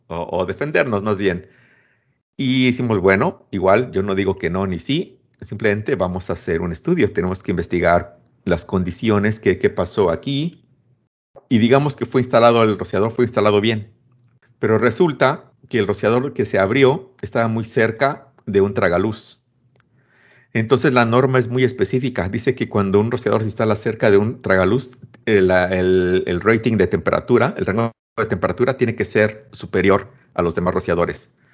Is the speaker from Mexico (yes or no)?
yes; Mexico; soy mexicano